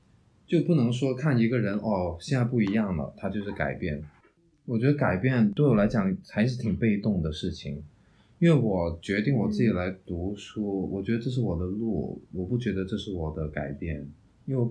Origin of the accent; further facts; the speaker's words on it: China; now in Hungary; 我从中国来到匈牙利，环境变了，那我的固有的习惯我也会跟着变。